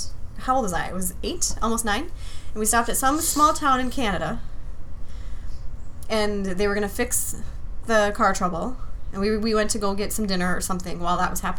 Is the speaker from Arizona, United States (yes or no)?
no; Hibbing, Minnesota, United States; born or raised there; also born or lived in Anchorage, Alaska